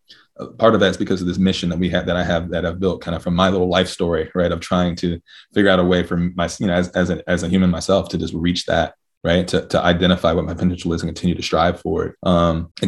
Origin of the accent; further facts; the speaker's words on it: Virginia, United States; also born or lived in Cincinnati, Ohio; I was born in Cincinnati and raised in Virginia.